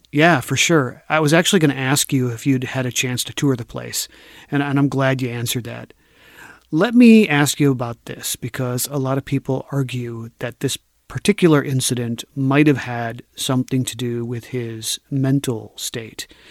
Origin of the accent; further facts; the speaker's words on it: Minnesota, United States; as a Minnesotan